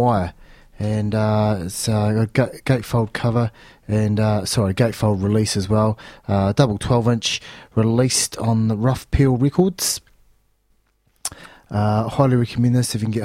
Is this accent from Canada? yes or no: no; Lyttelton, Canterbury, New Zealand; they are based out of Littleton, in my hometown